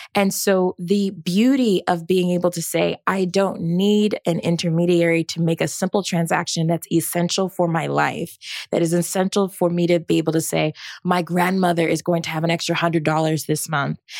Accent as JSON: {"language": "English", "town": "Rancho Cucamonga", "region": "California", "country": "United States", "tie": "born or raised there", "said": "I'm originally from Rancho Cucamonga, California."}